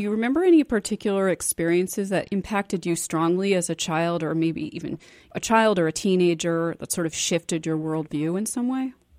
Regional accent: New York City, New York, United States; moved away as an adult; also born or lived in Boston; that was a very different experience for me growing up in New York City

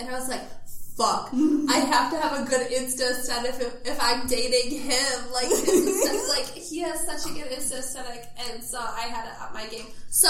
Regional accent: Forest Lake, Minnesota, United States; my hometown, Forest Lake, Minnesota.

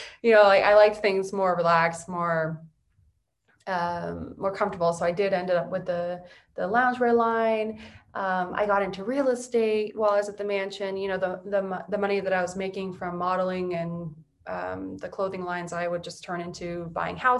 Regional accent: San Diego, California, United States; also born or lived in Lake Havasu, Arizona / England / Los Angeles; We came to San Diego, and San Diego is such a great place to grow up. And then at 21, I came to Los Angeles. So Southern California, mostly.

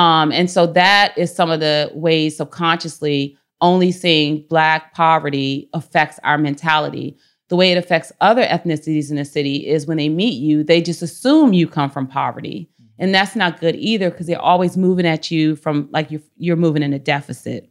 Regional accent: Washington, District of Columbia, United States; now in San Francisco, United States; I am from Washington, D C. I'm very proud to be from Washington, D C. And I grew up, uh, part of the time on Capitol Hill and then part of the time in an area called Columbia Heights

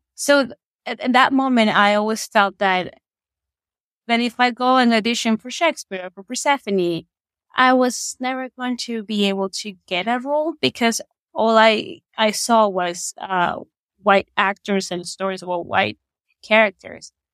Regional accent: Ecuador; moved away as an adult; now in Saskatoon, Canada; I'm originally from Ecuador. I was born and raised there, and I moved to Saskatoon uh, around nine years ago.

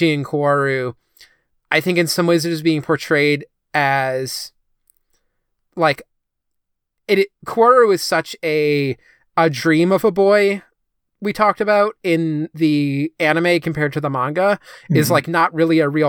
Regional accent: Midwest, United States; growing up in the Midwest

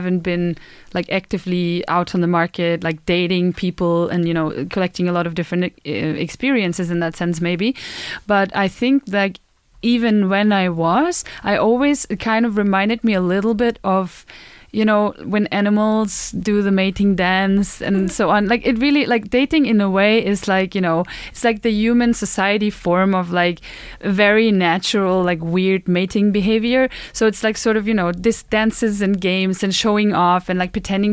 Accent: Germany; now in Sweden; I come from Germany

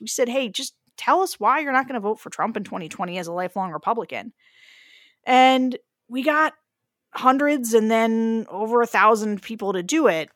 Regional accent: Pennsylvania, United States; I am from Pennsylvania

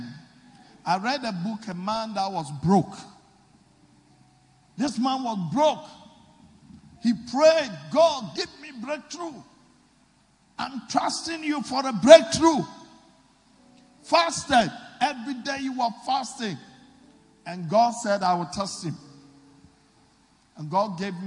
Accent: Takoradi, Western Region, Ghana; when I was growing up in Takoradi

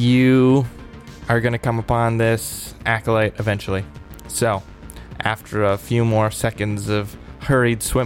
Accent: Ohio, United States; I am also from Ohio

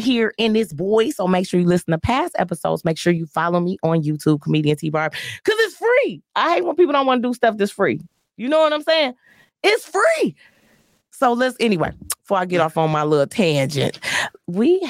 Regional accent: Joy Road, Michigan, United States; I'm from Joy Road

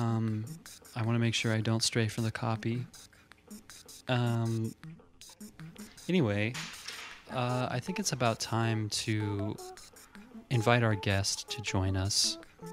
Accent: Colorado, United States; moved away as an adult; now in Washington, United States; I'm originally from Colorado

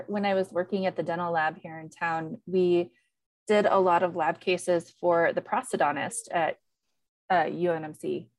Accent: Iowa, United States; moved away as an adult; now in Omaha, United States; So I am not a Nebraskan. I am an Iowan. So I actually grew up about 2 hours east of Omaha, but I am a Midwesterner. I grew up on a farm that was like 15 miles outside of the nearest small town.

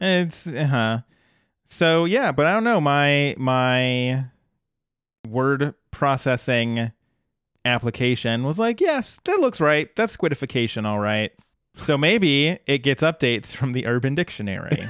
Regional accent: Colorado, United States; I grew up in Colorado

